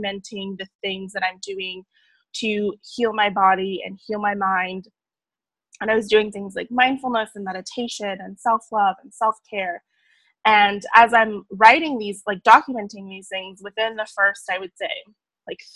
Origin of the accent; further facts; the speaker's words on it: San Diego, California, United States; I'm actually originally from San Diego, California